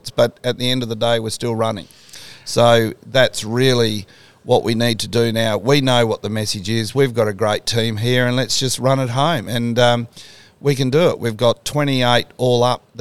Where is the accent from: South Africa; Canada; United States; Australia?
Australia; the point is, we are Australian, um, but it doesn't matter who we are individually